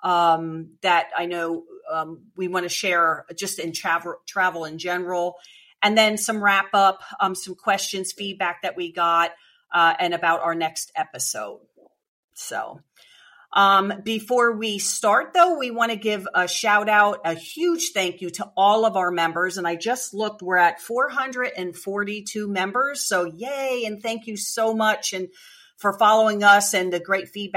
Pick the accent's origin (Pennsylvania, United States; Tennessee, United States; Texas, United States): Pennsylvania, United States; Eastern; I'm from Eastern PA.